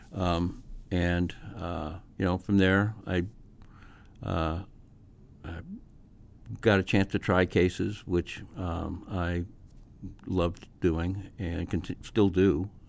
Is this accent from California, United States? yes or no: no; Massachusetts, United States; moved away as an adult; now in Omaha, United States; I'd probably end up back in Massachusetts